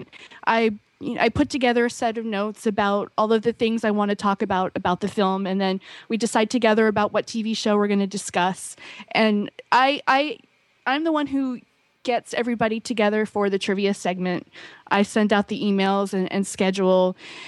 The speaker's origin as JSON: {"language": "English", "region": "East Coast", "country": "United States", "moved": "yes", "lives_now": "Hawaii, United States", "said": "… was born and raised here, and I came from the East Coast in 1993."}